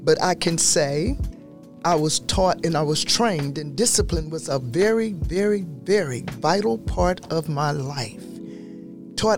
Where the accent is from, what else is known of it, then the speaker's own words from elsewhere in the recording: the South, United States; I grew up in the South under Jim Crow law